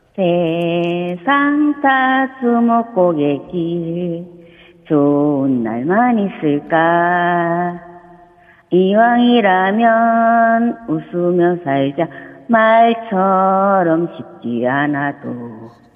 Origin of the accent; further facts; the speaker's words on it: Okcheon, North Chungcheong, South Korea; now in Asan, South Korea; 저 원래 고향은 충북이에요.